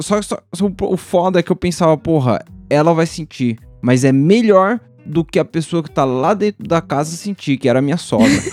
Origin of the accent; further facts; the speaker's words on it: Brazil; eu cresci no JB